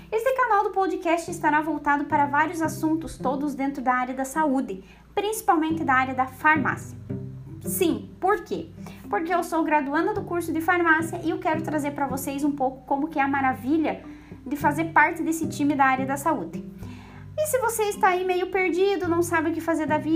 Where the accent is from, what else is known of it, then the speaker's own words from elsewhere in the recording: Santa Catarina, Brazil; eu sou aqui do sul, aqui de Santa Catarina também